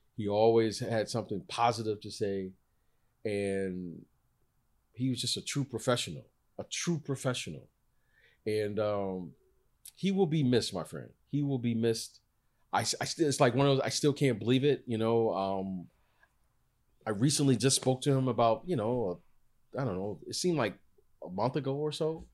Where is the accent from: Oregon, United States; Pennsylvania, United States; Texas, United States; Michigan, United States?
Michigan, United States; I'm from Michigan